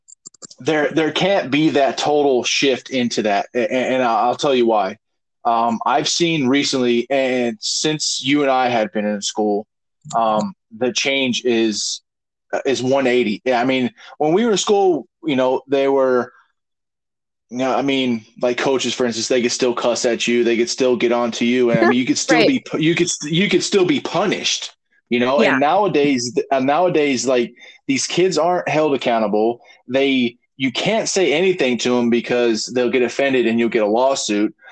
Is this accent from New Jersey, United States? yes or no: no; Kentucky, United States; also born or lived in Colorado; I came from Kentucky, learned the school system here, and thrived in Colorado for 11 years.